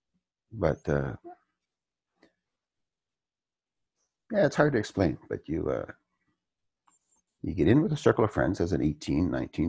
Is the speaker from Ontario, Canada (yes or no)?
yes; Ontario, Canada; moved away as an adult; also born or lived in Western Canada; I came out west from Ontario, thinking I would get into the oil business